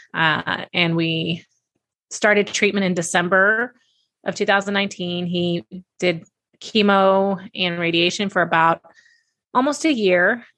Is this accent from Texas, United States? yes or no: yes; Texas, United States; I'm a big y'all person having been born and raised in Texas